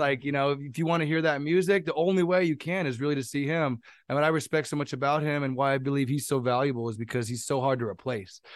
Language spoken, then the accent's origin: English; San Jose, California, United States; I'm from San Jose, California, twenty-eight years old